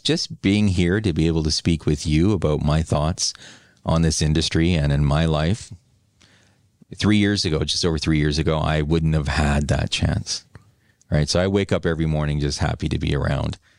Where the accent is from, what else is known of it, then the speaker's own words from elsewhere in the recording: New Westminster, British Columbia, Canada; also born or lived in Vancouver; my hometown, my former hometown of New West